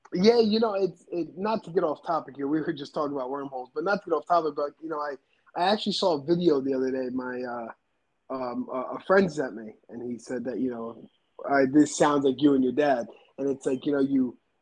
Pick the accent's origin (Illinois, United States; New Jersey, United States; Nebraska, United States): New Jersey, United States; I grew up on the East Coast, um, you know, in New Jersey.